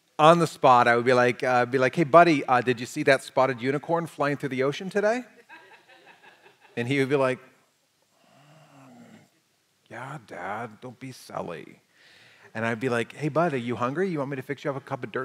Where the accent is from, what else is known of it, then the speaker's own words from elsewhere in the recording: United States; us as the American church, as American Christians